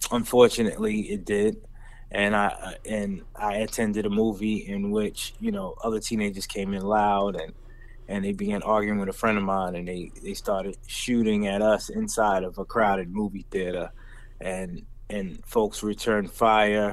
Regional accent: New York, United States; I grew up in New York during the height of the crack era, in the 80s and 90s

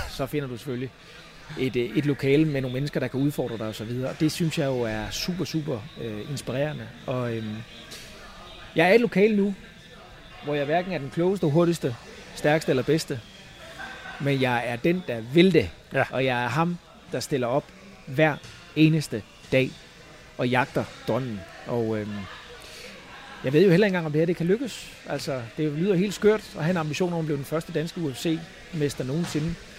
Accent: Falster, Zealand, Denmark; moved away as an adult; now in United States; fra, øh, fra Falster, og mange hjemme på Falster kender mig jo

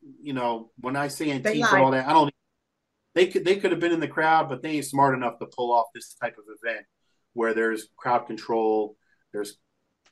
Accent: United States; we're born here in America, but we're Lebanese first generation

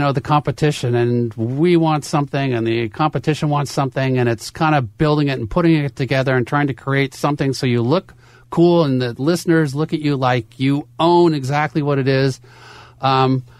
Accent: Northern California, United States; I grew up in Northern California

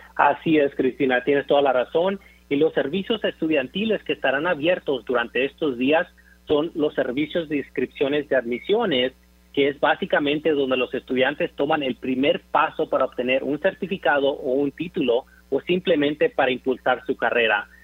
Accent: Zamora, Michoacán, Mexico; now in Dallas, United States; Orgullosamente nací y crecí en Zamora, Michoacán

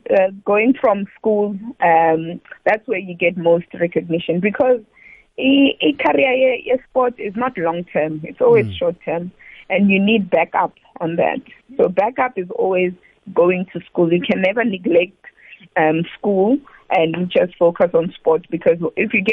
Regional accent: Limpopo, South Africa; first language Tsonga; English is a second language; also born or lived in Mpumalanga; So I'm from Pumalanga, Bushbuck Ridge, actually, and I mm. speak Songa, not Zulu or Xhosa.

